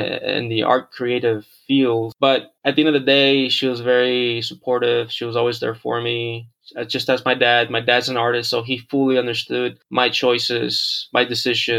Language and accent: English; Houston, Texas, United States; moved away as an adult; also born or lived in Monterrey, Mexico; now in Los Angeles, United States; I was born in Monterrey, Mexico, raised in Houston, Texas for 25 years. And then I moved out to the greater area of LA about 3 years ago